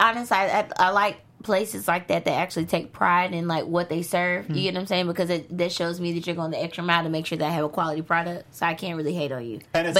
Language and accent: English; Arkansas, United States; moved away as an adult; now in Los Angeles, United States; I'm from Arkansas